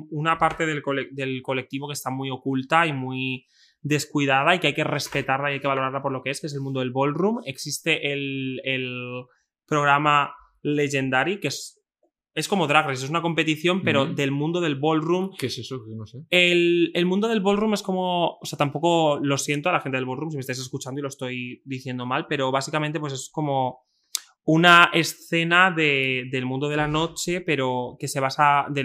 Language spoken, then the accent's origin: Spanish; Extremadura, Spain; yo he sido una persona que soy de Extremadura, soy de un pueblo muy pequeño